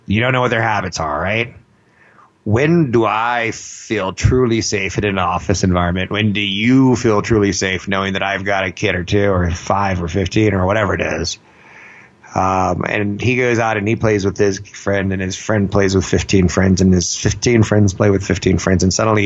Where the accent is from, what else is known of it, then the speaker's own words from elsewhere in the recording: California, United States; I'm from California